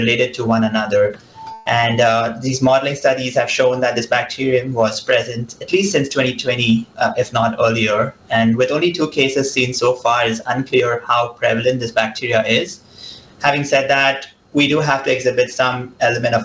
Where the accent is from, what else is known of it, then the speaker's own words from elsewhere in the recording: Mumbai, Maharashtra, India; moved away as an adult; also born or lived in Boston; now in Mississippi, United States; I was born and raised in Mumbai